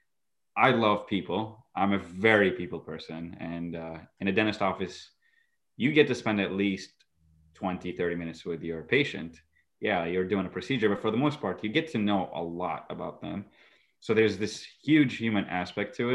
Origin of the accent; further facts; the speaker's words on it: Iraq; moved away; also born or lived in Egypt / Syracuse, New York; I'm originally from Iraq, born and raised, and then I lived in Egypt. In 2011, I moved to Syracuse